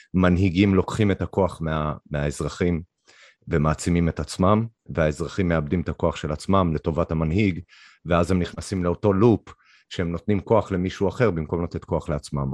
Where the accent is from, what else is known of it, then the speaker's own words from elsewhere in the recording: Canada; moved away as an adult; now in Israel; גדלתי שם עד גיל אפשר להגיד מגיל שמונה פחות או יותר, עם און אנד אוף עד גיל 21